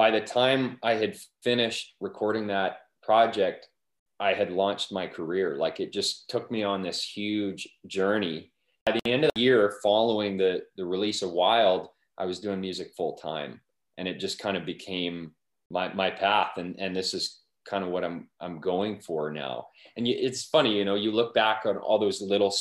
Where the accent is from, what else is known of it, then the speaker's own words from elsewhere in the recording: Wainwright, Alberta, Canada; moved away; my hometown, like Wainwright's been incredibly supportive of my music